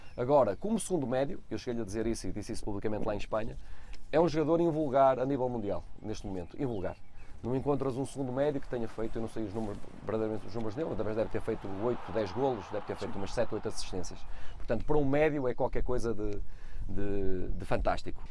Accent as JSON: {"language": "Portuguese", "town": "Braga", "region": "Norte", "country": "Portugal", "said": "eu sou de Braga, a minha família é de Braga"}